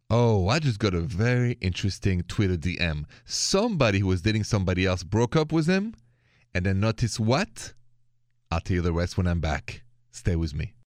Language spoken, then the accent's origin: English; France; accent: thick French; English is a second language; moved away; also born or lived in Ohio; I know it's a thick French accent.